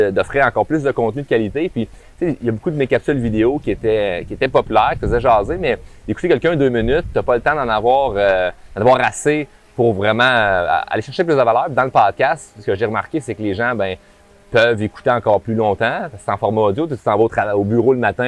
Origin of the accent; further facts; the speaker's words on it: Quebec, Canada; accent: québécois de région; mon accent québécois de région